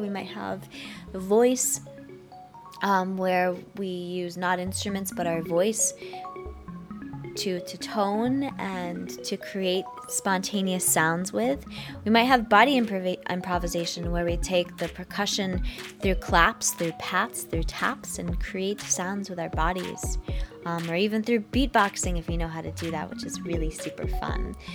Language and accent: English; United States; I'm from the United States